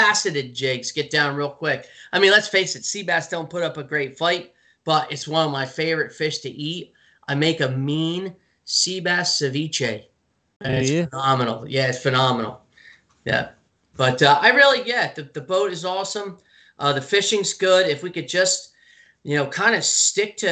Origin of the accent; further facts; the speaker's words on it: Clinton, New Jersey, United States; I grew up in Clinton, you know, so I grew up right in between Spruce Run and Round Valley